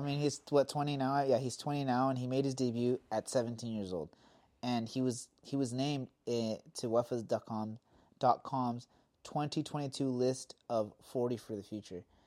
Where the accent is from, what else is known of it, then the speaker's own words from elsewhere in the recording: Southern California, United States; us growing up in California